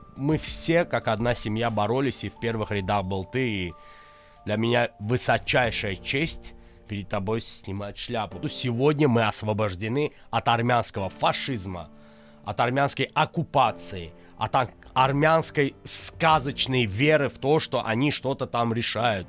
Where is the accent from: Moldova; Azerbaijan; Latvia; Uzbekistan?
Azerbaijan; я азербайджанец